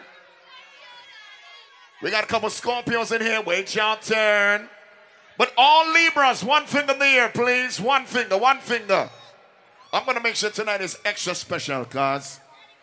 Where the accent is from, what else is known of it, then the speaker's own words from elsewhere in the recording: Jamaica; I am Jamaican.